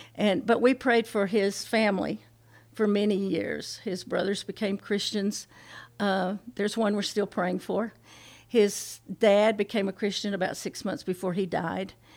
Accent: the South, United States; We're from the South

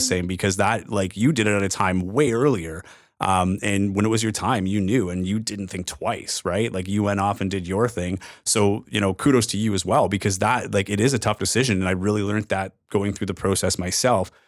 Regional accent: Timmins, Ontario, Canada; moved away as an adult; also born or lived in North Bay / Regina / Edmonton / Winnipeg; in Timmins, which was my hometown

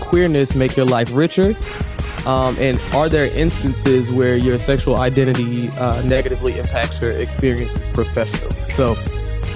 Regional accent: St. Louis, Missouri, United States; we're all from St. Louis

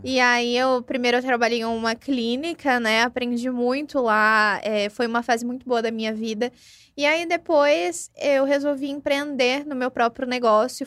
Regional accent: São Paulo, Brazil; now in Ribeirão Preto, Brazil; Eu não sou daqui de Ribeirão Preto, eu ah, sou de São ah, Paulo

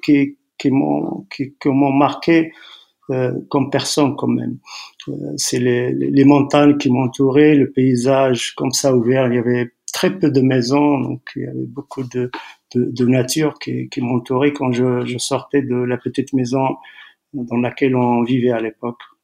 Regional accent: Tetouan, Tanger-Tetouan-Al Hoceima, Morocco; also born or lived in Bni Hassan; Je suis né à quelques kilomètres de Tétouan entre, entre ici, Tétouan et, et Chefchaouen. Un petit village s'appelle euh, Bni Hassan. Donc, euh, mon père travaillait là-bas. Je suis né là-bas. J'ai passé, j'avais, je crois, deux, trois ans quand on, on est revenu à, s'installer à, à Téton.

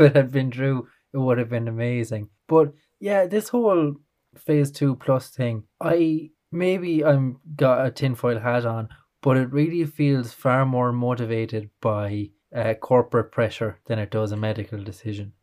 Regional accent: Ireland; being Irish

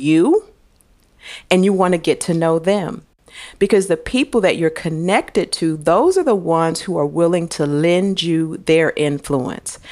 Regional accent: St. Louis, Missouri, United States; I was born in Saint Louis, Missouri

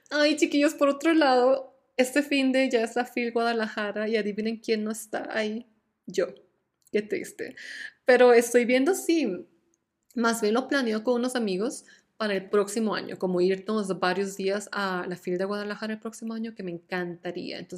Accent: Costa Rica; moved away; yo salí de Costa Rica el, como el 20 y algo de septiembre del 2018. Entonces ya oficialmente han pasado más de cuatro años desde que toqué suelo tico.

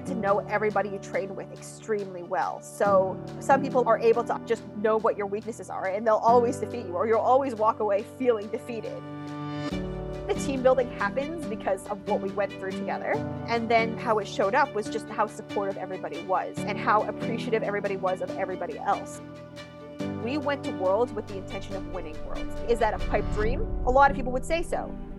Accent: Ilderton, Ontario, Canada; also born or lived in London, Ontario; now in Toronto, Canada; I grew up in a small town called Ilderton, Ontario

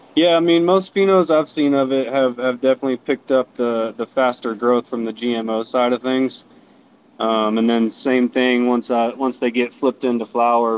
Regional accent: Jacksonville, Florida, United States; now in Colorado, United States; I was born and raised in uh, Jacksonville, Florida, actually, and uh, moved to Colorado around 2011

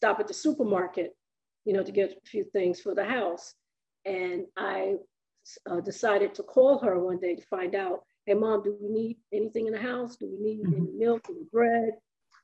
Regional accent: New York, United States; also born or lived in South Carolina; I was born in August of the year that they were married, and as soon as I was strong enough and healthy, they moved to New York

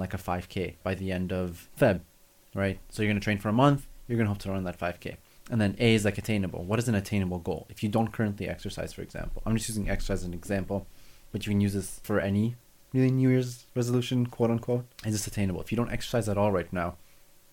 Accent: Canada; I'm Canadian

